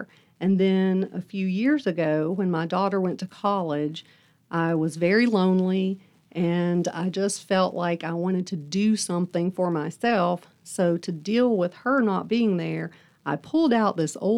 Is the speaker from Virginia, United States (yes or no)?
yes; Buchanan County, Virginia, United States; also born or lived in Tampa, Florida; I was born in Tampa, Florida. And when I was 1 year old, my mom remarried, and we moved to Buchanan County, Virginia.